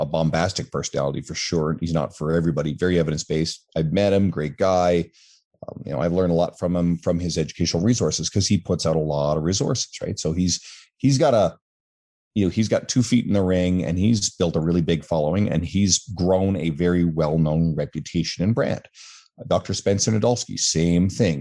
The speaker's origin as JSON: {"language": "English", "region": "Newfoundland and Labrador", "country": "Canada", "moved": "yes", "lives_now": "Edmonton, Canada", "said": "I'm originally from the East Coast of Canada, an island called Newfoundland"}